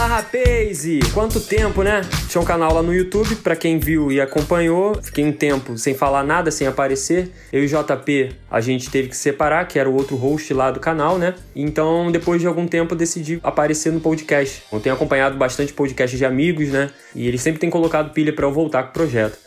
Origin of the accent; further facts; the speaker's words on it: Brazil; numa comunidade carente que é o Morro da Fé, que é justamente o contexto onde eu cresci